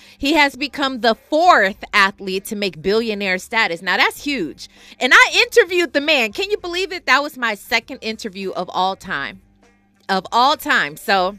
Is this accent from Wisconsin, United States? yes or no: yes; Milwaukee, Wisconsin, United States; Shout out to Milwaukee. That's my hometown.